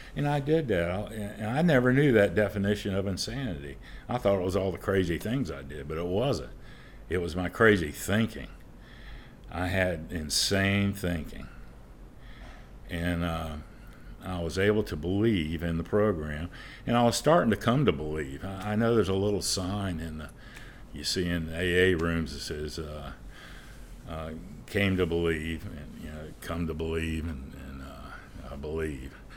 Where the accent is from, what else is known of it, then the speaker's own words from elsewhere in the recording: St. Augustine, Florida, United States; I'm originally from Saint Augustine. I was born and raised. I'm probably a fourth generation there